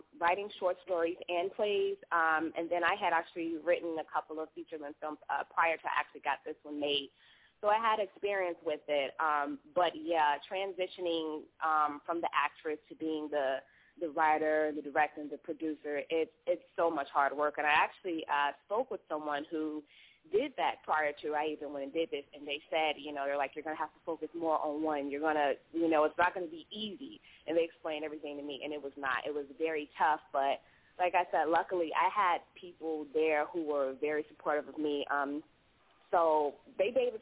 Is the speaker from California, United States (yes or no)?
no; Chicago, Illinois, United States; now in Los Angeles, United States; I call home Chicago. I'm actually from Chicago. Currently I'm residing in Los Angeles